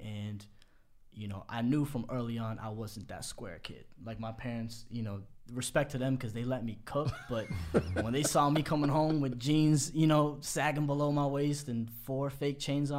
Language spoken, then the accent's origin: English; Boston, Massachusetts, United States; Right outside Boston, yeah.